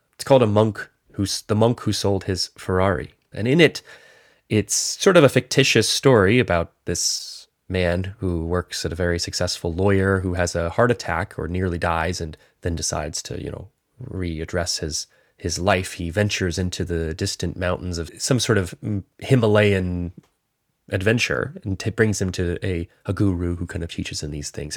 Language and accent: English; North Carolina, United States; I grew up in North Carolina